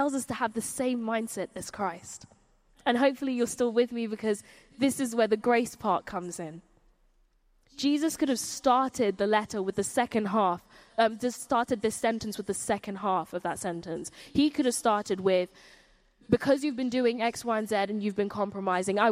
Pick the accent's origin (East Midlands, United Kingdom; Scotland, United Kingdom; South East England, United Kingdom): South East England, United Kingdom; Surrey; I grew up in Surrey, and there weren't many people who looked like me in Surrey.